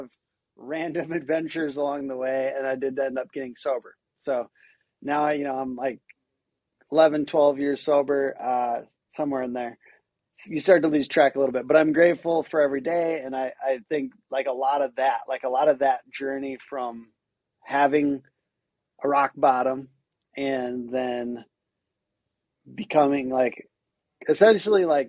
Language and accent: English; near Minneapolis, Minnesota, United States; I grew up in a very conservative Christian home in the sticks, about a half an hour away from Minneapolis